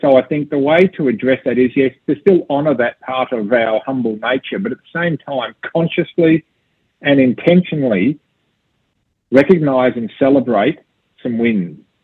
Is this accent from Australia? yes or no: yes; Australia; I'm an Australian